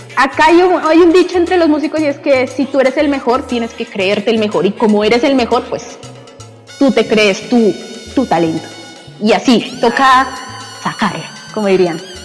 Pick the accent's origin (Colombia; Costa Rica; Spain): Colombia